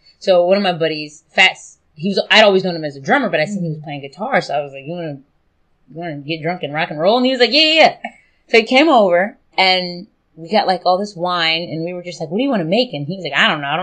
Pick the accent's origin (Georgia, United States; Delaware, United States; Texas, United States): Delaware, United States; Smyrna; I'm from Smyrna, Delaware, which at the time was pretty rural.